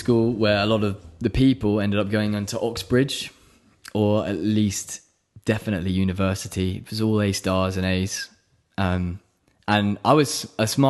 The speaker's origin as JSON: {"language": "English", "town": "Oxford", "region": "South East England", "country": "United Kingdom", "tie": "born or raised there", "also_born_or_lived": "Buckinghamshire", "moved": "as an adult", "said": "I'm from Buckinghamshire, really. That's where I was raised, in the countryside of England, near London. But really, I grew up my whole life in Oxford, because that's where I went to school"}